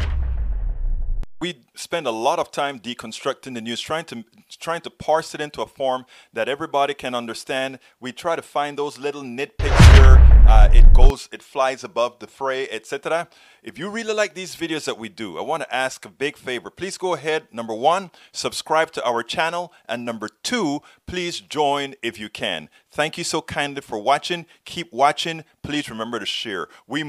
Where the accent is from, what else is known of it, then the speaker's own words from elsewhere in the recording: Panama; now in United States; I'm in from Panama